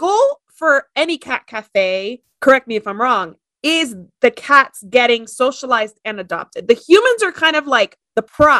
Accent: Miami, Florida, United States; Miami, my hometown

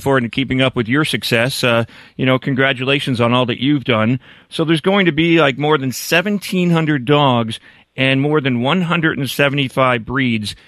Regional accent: Northeast, United States; when I was a kid growing up in the Northeast

